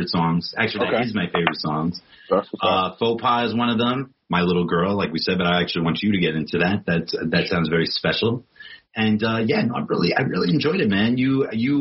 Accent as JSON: {"language": "English", "town": "New York City", "region": "New York", "country": "United States", "said": "I'm from Queens"}